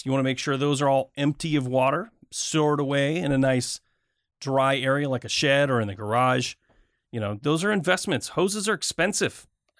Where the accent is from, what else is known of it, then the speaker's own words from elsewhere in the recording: Michigan, United States; I grew up in Michigan.